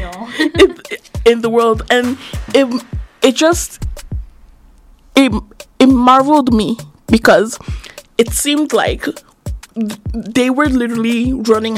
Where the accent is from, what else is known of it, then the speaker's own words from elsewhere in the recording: Nigeria; moved away; I was born and raised in Nigeria